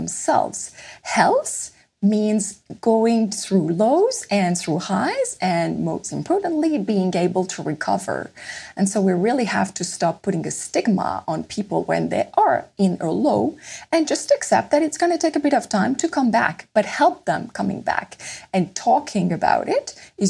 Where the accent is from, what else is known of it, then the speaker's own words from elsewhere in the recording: Paris, Île-de-France, France; moved away as an adult; also born or lived in Copenhagen, Denmark; I am French, and I was born in Paris